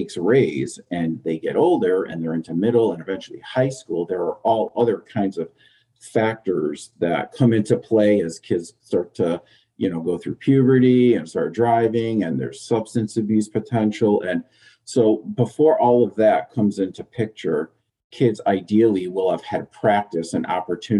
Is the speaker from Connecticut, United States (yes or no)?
yes; Southington, Connecticut, United States; Southington, where my kids are going to school, which I worked for a year or two here in my hometown